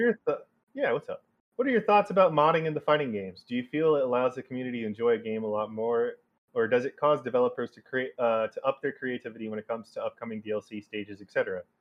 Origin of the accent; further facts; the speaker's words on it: United States; I'm such an American